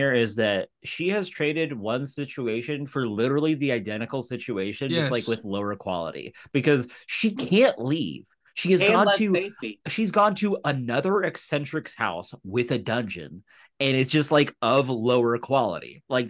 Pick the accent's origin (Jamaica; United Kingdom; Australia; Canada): United Kingdom; We're British. We have three foods we eat.